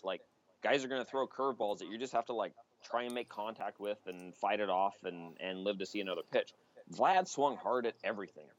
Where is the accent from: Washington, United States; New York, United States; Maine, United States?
Washington, United States; Ellensburg; I do love my hometown